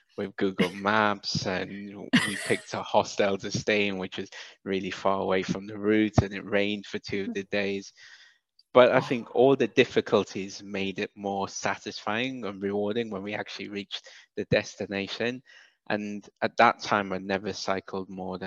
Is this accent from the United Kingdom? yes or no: yes; Wales, United Kingdom; accent: British; moved away as an adult; also born or lived in Sierra Leone / Nigeria; now in Dakar, Senegal; Dakar, Senegal. But I grew up in Wales.